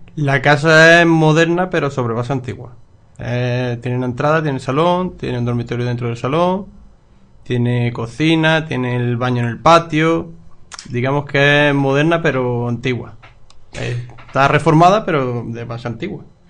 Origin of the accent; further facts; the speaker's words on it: Loja, Andalusia, Spain; en mi ciudad, mi pueblo